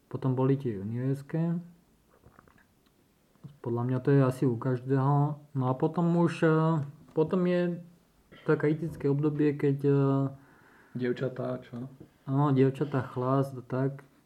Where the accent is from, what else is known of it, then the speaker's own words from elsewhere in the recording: Slovakia; vtedy to len začínala Slovenská republika. Alebo sme nejak Slováci začali hromadne cestovať tým asi do sveta